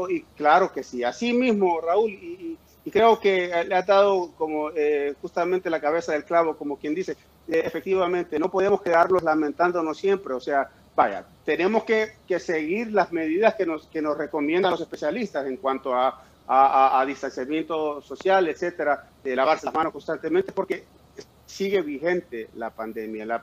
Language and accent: Spanish; New York, United States; born there; sí, nací en Nueva York, pero aparte la pinta de gringo que me cargo, ¿no?